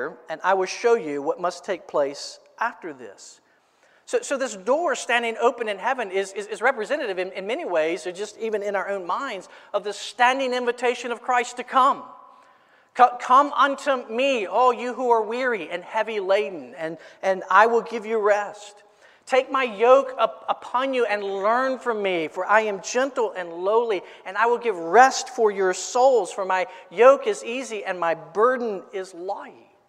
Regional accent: Florence, South Carolina, United States; I grew up in Florence

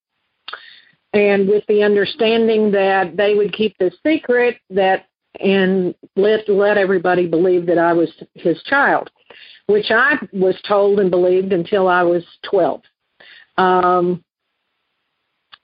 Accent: Western Kentucky, United States; I grew up in Western Kentucky in a very rural area

